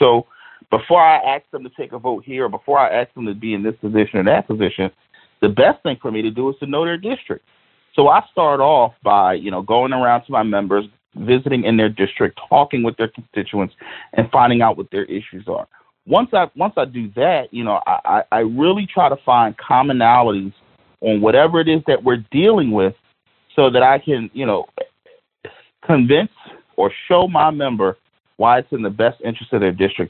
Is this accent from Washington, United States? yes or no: no; Philadelphia, Pennsylvania, United States; You got to understand, I'm from Philadelphia. I represent a district in Philadelphia County.